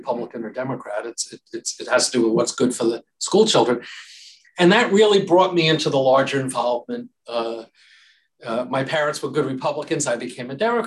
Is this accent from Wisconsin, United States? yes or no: no; Albertson, New York, United States; I'm a lifelong Long Islander, and actually my parents were both born and raised on Long Island in Roslyn. Mm-hmm. And I grew up in Albertson, the next town over